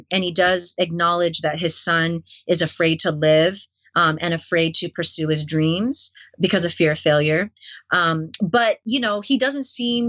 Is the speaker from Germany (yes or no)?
no; Canada; also born or lived in New York City, United States; I grew up in Asian Canada